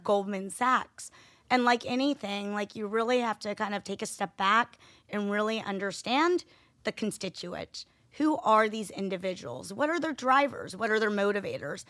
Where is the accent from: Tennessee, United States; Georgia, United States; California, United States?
Georgia, United States; Atlanta; I was born and raised in Atlanta, Georgia